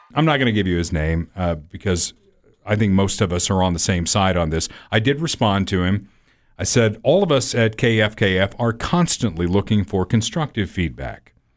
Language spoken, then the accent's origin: English; Evansville, Indiana, United States; My hometown in southern Indiana is Evansville